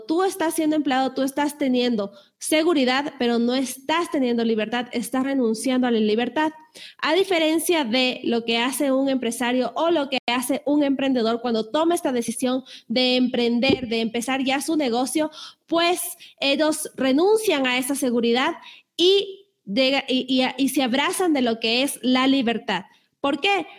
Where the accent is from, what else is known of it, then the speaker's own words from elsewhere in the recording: Ecuador; en mi país, en Ecuador